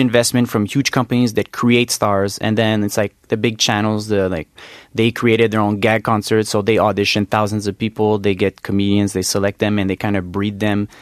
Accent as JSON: {"language": "English", "town": "Montreal", "region": "Quebec", "country": "Canada", "moved": "as an adult", "lives_now": "South Korea", "said": "I'm from Montreal"}